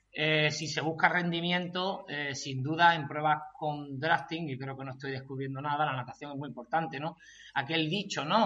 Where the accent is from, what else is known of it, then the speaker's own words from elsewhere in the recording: Chiclana de la Frontera, Andalusia, Spain; yo soy de Chiclana, allí mucha tradición de trialón, el trialón más antiguo de España. Entonces, desde, muy pequeño, pues yo he estado pues viendo trialón